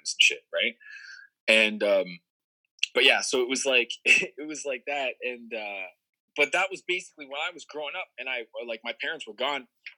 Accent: Brampton, Ontario, Canada; also born or lived in Toronto; So I grew up in Brampton. Brampton was like suburbs, right?

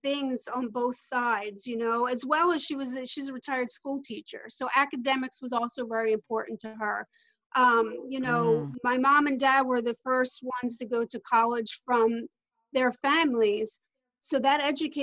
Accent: Philadelphia, Pennsylvania, United States; now in Orlando, United States; I'm originally from the Philadelphia area. I live in Orlando, Florida now

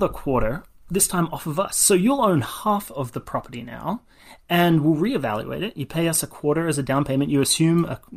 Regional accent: Australia; moved away as an adult; now in California, United States; I was born and raised in Australia

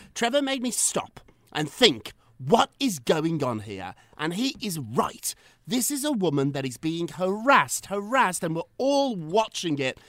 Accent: United Kingdom; moved away; I'm British. We learned about that in school.

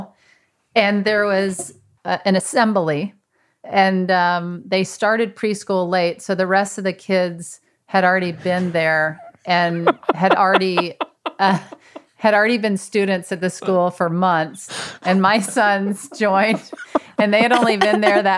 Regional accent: Mississippi, United States; moved away; We went to my hometown in Mississippi

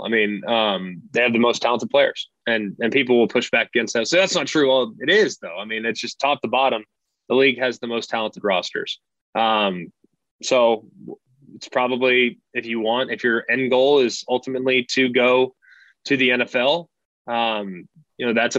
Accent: Southlake, Texas, United States; We grew up in the South Lake Carroll system.

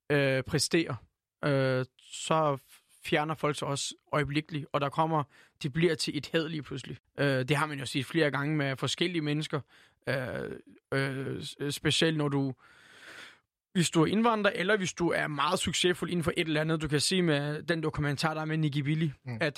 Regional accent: Turkey; now in Denmark; nej, nej, jeg er tyrker. Jeg elsker at være her, men jeg er stadig tyrker

